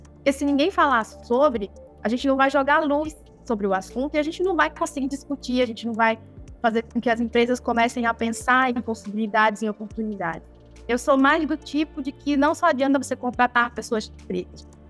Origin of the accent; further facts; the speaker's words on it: Amazon, Brazil; Eu mesma nasci, né? Me criei na Amazônia, aqui tomando banho nesses rios.